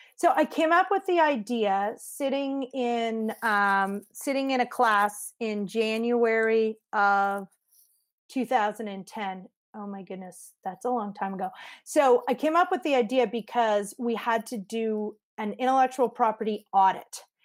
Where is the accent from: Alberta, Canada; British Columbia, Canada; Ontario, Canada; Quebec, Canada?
Quebec, Canada; Montreal; also born or lived in Vancouver, Canada / Bowen Island, Canada / Mexico City, Mexico; now in United States; I lived on Bowen Island, but I grew up in Montreal